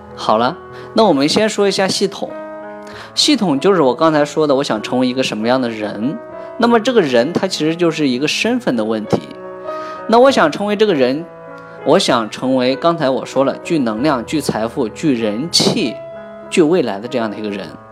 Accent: China; 是因为我们中国人的人太多了

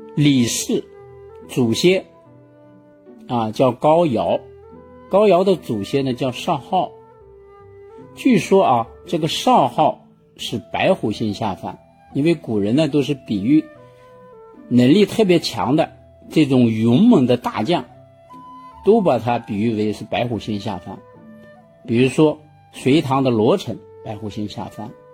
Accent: China; 我们中国人

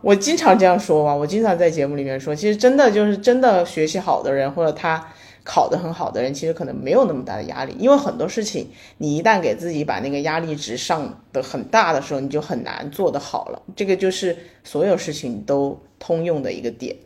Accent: Sichuan, China; moved away as an adult; also born or lived in Beijing; 我是来自四川的一个非常非常小的地方。就是我，我跟我的同学说我是四川哪个市的，他们都说没有听说过， 就是没有听说过这个市。然后是，我是在这个市的底下的一个县参加的高考

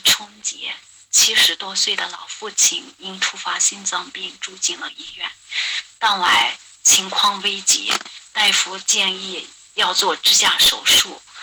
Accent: Dingxi, Gansu, China; 我是来自甘肃的

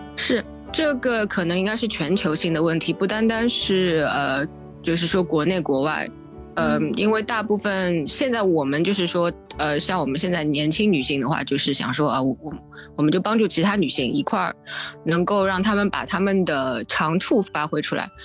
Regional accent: Shanghai, China; moved away; also born or lived in Lisbon / United Kingdom; 我是来自上海的那个，一个工程师吧

